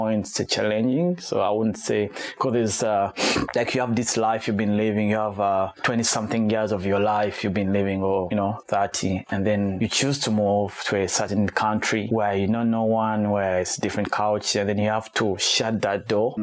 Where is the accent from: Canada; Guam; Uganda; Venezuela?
Uganda; Kampala; moved away as an adult; also born or lived in Rwanda / Sydney, Australia; now in Tasmania, Australia; I'm originally from Rwanda, but I was born and raised in Uganda.